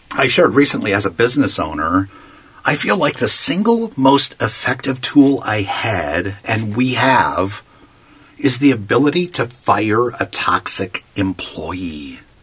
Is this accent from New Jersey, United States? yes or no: no; Palm Springs, California, United States; my hometown of Palm Springs, California